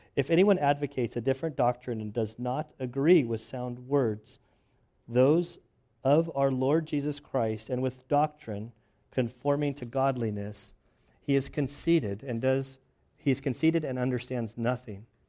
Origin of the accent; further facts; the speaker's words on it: Southern California, United States; I'm from Southern California.